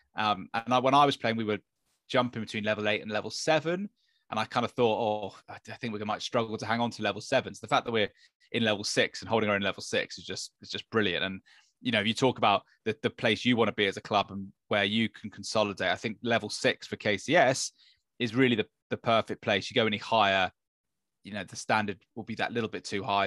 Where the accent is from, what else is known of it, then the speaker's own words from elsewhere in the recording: London, United Kingdom; born and bred in London, and I went to King's School in Wimbledon